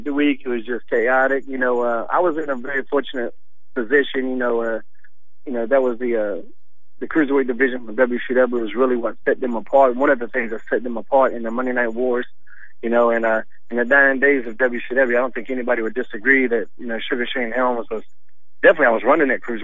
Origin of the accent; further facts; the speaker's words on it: North Carolina, United States; I was from North Carolina, so we were NWA Mid-Atlantic based. I didn't even get to see WWF at the time until I was in high school